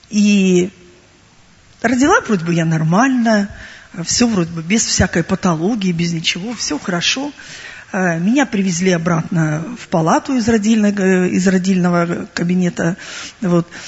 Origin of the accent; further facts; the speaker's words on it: Crimea, Ukraine; Э, я сама уроженка Крыма, я родилась и выросла в Крыму.